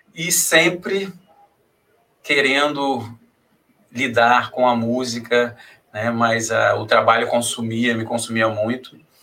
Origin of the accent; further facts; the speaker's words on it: Rio de Janeiro, Brazil; also born or lived in Marechal Hermes; fui criado ali em Realengo, nasci Marechal ali, Carlos Chagas, aí fui criado em Realengo